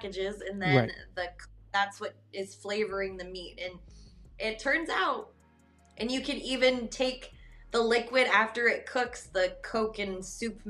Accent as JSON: {"language": "English", "region": "Wyoming", "country": "United States", "tie": "born or raised there", "moved": "yes", "lives_now": "Kansas City, United States", "said": "I grew up in Wyoming."}